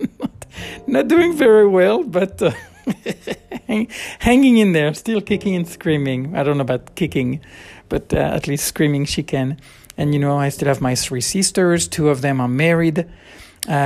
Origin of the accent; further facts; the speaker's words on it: around Bordeaux, Nouvelle-Aquitaine, France; moved away as an adult; I grew up in around Bordeaux. We moved 3 or 4 times, I guess. And, but anyway, always near Bordeaux.